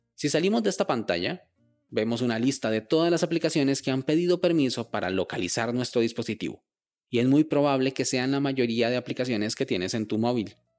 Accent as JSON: {"language": "Spanish", "country": "Costa Rica", "said": "Yo vivo en Costa Rica"}